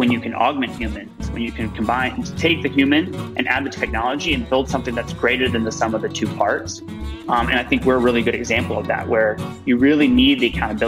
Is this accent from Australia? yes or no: no; Georgia, United States; I'm from Georgia, from a place that has a lot of obesity, from a family that had dealt with a lot of obesity related issues